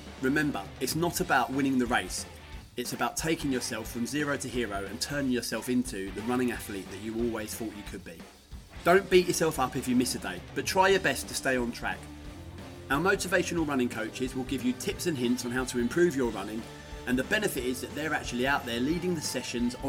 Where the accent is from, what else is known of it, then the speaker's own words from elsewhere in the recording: Essex, East of England, United Kingdom; accent: Essex; my monotonous Essex accent